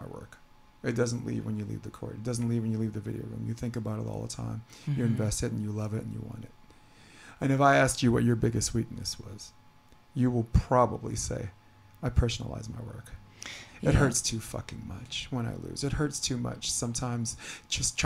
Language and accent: English; New York City, New York, United States; now in California, United States; I'm from Brooklyn